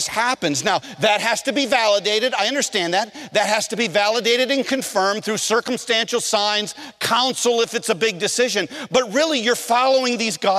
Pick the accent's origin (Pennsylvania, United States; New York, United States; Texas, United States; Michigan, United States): Michigan, United States; moved away as an adult; also born or lived in North Carolina; I'm from Michigan